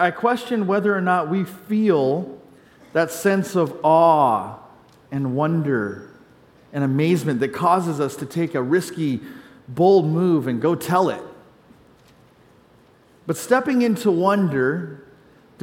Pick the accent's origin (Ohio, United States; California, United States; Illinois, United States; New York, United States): California, United States; Growing up in California